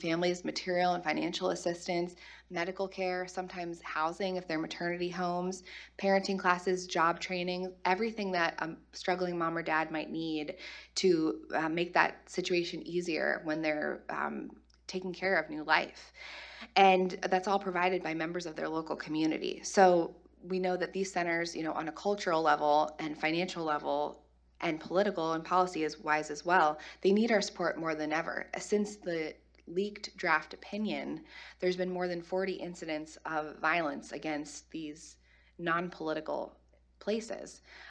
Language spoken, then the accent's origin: English; Maryland, United States; my home state of Maryland